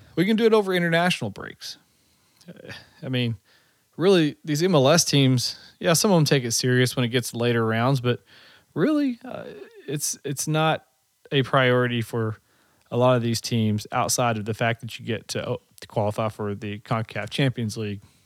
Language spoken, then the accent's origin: English; United States; I'm American